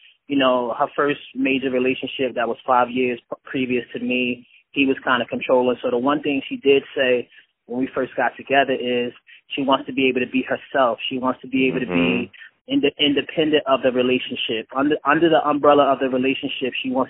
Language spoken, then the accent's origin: English; Irvington, New Jersey, United States; I'm from Irvington, New Jersey